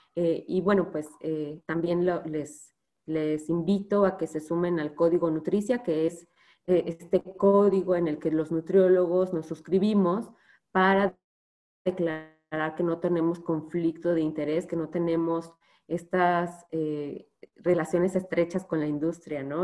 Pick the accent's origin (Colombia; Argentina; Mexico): Mexico; nosotros nos comemos como mexicanos